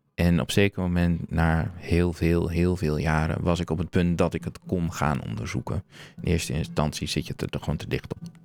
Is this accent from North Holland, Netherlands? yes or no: no; Groningen, Netherlands; ik ben opgegroeid in Groningen